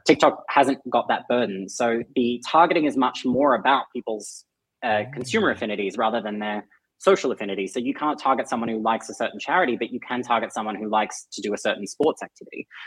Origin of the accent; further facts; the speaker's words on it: Australia; accent: Aussie; my Aussie accent.